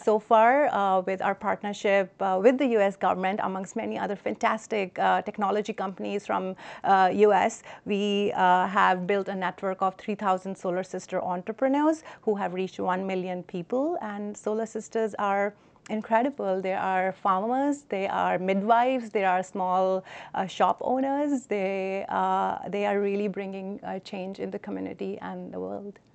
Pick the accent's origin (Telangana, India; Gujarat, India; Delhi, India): Delhi, India; New Delhi; moved away; I grew up in New Delhi